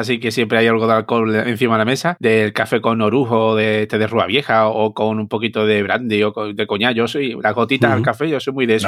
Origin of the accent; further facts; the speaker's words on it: Seville, Andalusia, Spain; now in Barcelona, Spain; siendo sevillano